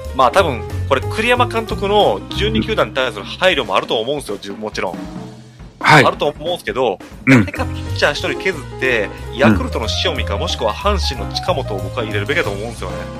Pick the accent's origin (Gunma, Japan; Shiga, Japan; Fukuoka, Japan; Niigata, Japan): Shiga, Japan; also born or lived in Osaka; now in Kobe, Japan; 大阪生まれ、滋賀育ち、神戸在住のサラブレッドの関西人